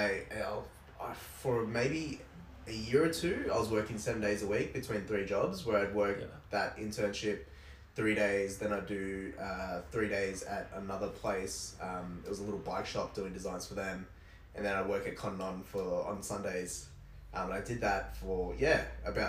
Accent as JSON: {"language": "English", "town": "Camden", "region": "New South Wales", "country": "Australia", "tie": "born or raised there", "said": "I grew up in Camden, but I like to say I'm, you know, from Campbelltown"}